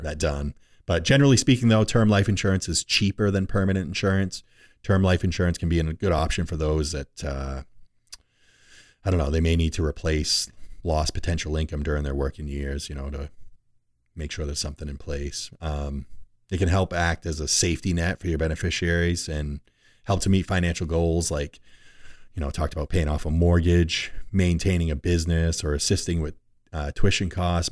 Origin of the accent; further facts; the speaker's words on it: Rumford, Maine, United States; my old stomping grounds where I was born and raised in Rumford